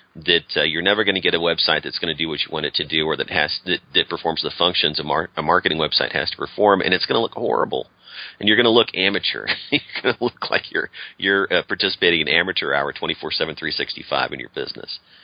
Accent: St. Louis, Missouri, United States; now in Austin, United States; I grew up around St. Louis

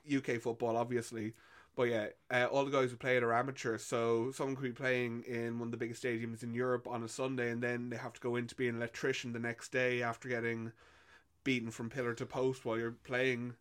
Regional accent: Ireland; born or raised there

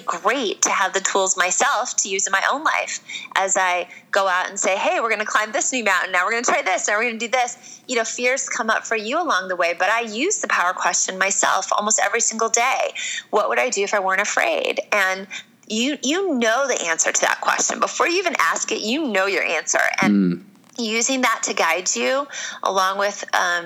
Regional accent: Iowa, United States; a blonde chick born and raised in Iowa

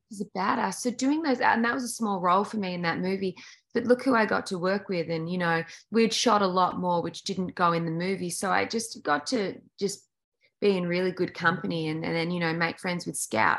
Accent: Australia; moved away; in Australia, it's so weird. We grew up like when I was a kid, like 60 or 70% of our TV content was American.

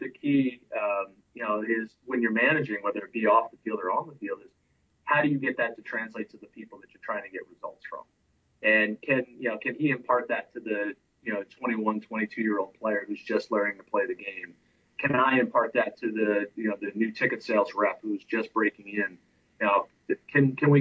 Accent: Trenton, New Jersey, United States; moved away; I'm from Trenton, New Jersey

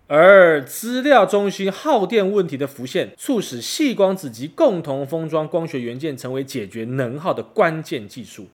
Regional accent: Taiwan; 我明明是台湾人

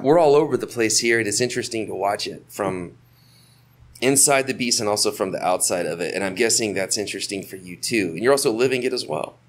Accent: Florida, United States; moved away as an adult; now in Costa Rica; I'm from Florida.

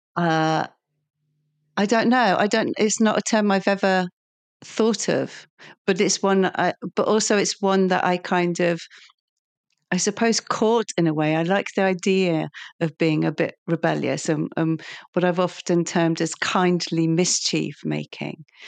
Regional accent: Lincolnshire, East Midlands, United Kingdom; I'm from Lincolnshire

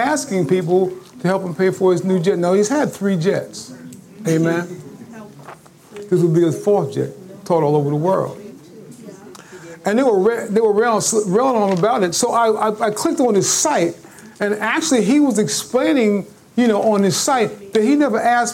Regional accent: Long Branch, New Jersey, United States; moved away; I got a nice crib on the Jersey Shore, a little town called Long Branch, New Jersey

